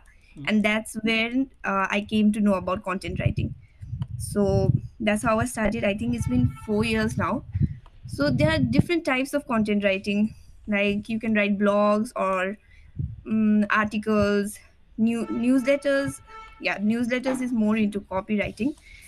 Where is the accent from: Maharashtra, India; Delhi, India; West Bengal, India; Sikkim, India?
Sikkim, India; moved away as an adult; now in Dehradun, India; Yeah, I am from Sikkim. Okay. I did my schooling in Sikkim itself. Till class 10, I did it from Holy Cross and did my 11 and 12 from PNG.